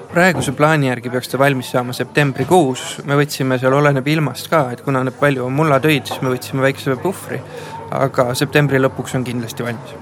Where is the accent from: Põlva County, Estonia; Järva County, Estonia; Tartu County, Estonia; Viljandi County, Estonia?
Viljandi County, Estonia; Mulgimaa; me oleme mulgid